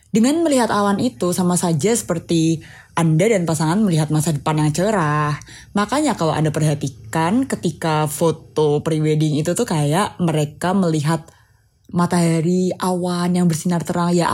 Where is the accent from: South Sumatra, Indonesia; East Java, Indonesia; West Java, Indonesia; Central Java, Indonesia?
Central Java, Indonesia; Semarang; Aku ngomongin Jawa Tengah ya karena aku dari Semarang.